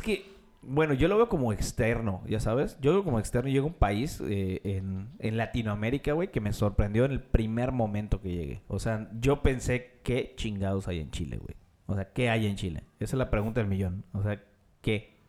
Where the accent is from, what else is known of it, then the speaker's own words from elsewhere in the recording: Mexico; soy mexicano